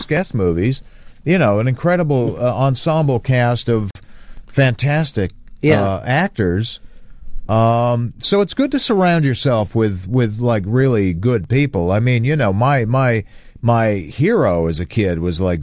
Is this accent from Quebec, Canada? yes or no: no; Hamilton, Ontario, Canada; Hamilton, my hometown